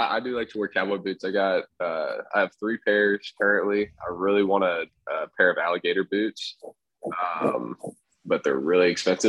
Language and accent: English; the South, United States; in the South, we always say, like, can I have a Coke?